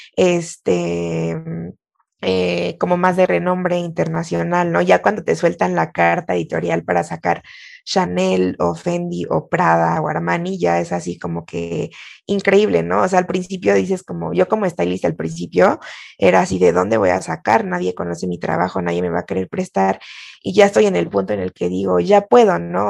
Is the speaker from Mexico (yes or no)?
yes; Mexico